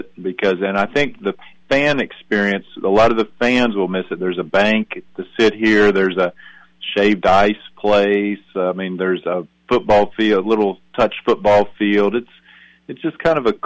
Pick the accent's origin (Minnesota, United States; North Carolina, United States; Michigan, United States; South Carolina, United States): South Carolina, United States; Spartanburg; I grew up in Spartanburg, went to high school here as well.